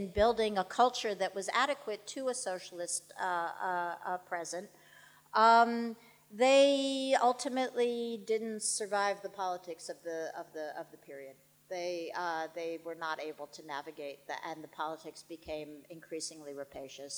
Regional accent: New York, United States; I'm a New Yorker

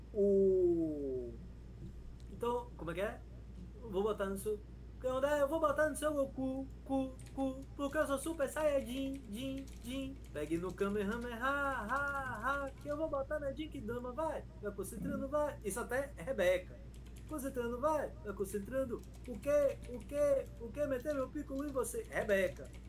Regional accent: Feira de Santana, Bahia, Brazil; moved away as an adult; also born or lived in Chile; eu cheguei em feira, minha terra, né? Feira, feira City

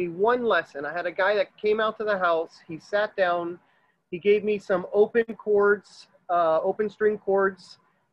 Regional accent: Miami, Florida, United States; I was born here in Miami.

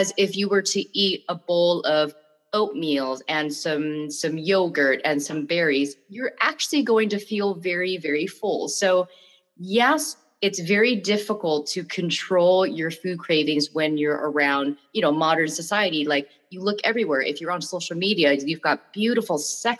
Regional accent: Bangkok, Thailand; I'm from Bangkok.

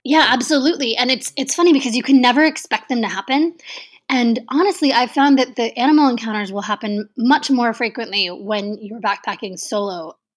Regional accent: Texas, United States; I grew up in Texas

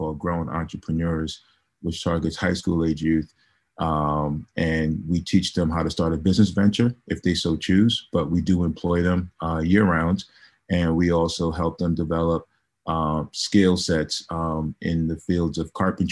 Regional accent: New York City, New York, United States; moved away as an adult; also born or lived in Connecticut; now in New Haven, United States; I'm originally from New York City. I moved to Connecticut 10 years ago. I grew up in the Bronx.

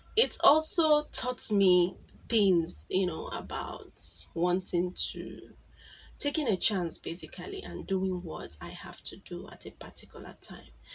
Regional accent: Igboland, Nigeria; accent: Igbo; from Nigeria, so you know that most times our English is a bit harsh

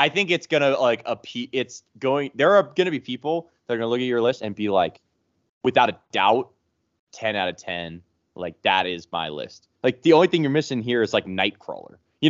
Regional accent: Sacramento, California, United States; born or raised there

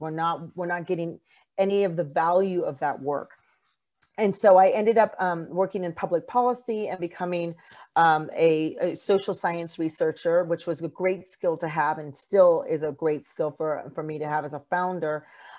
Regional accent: California, United States; So I am third generation Mexican American. I grew up in California.

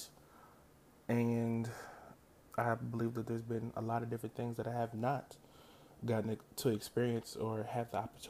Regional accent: United States; I'm African American.

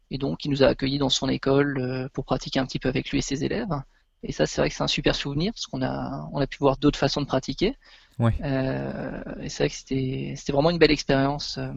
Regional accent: France; d'où on venait, donc on lui a dit on vient de France.

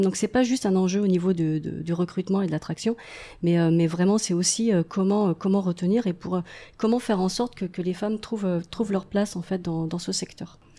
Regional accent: France; moved away as an adult; also born or lived in Paris; now in Montreal, Canada; je suis française d'origine

